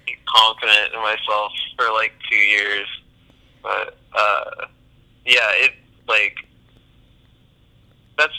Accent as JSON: {"language": "English", "town": "Sacramento", "region": "California", "country": "United States", "said": "I'm from Sacramento, California."}